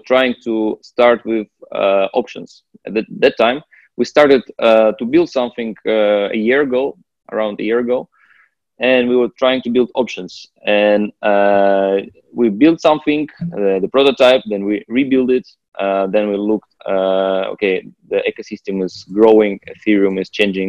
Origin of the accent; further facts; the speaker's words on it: Russia; moved away; I was originally from Russia